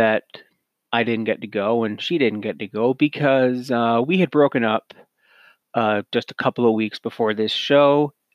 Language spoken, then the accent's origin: English; Cannington, Ontario, Canada; also born or lived in Lindsay, Ontario / Grey Bruce Peninsula, Ontario; I was born in Lindsay, Ontario, raised in Cannington. Now I live on the Grey Bruce Peninsula